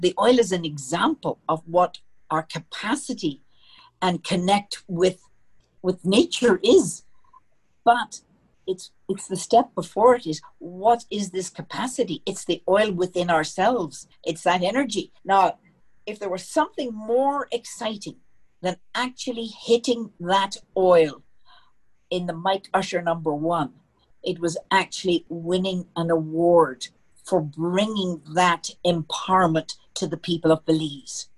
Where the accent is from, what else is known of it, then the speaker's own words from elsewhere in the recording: Belfast, Northern Ireland, United Kingdom; moved away as an adult; now in Denver, United States; I'm from Belfast, and um, that's in Ireland.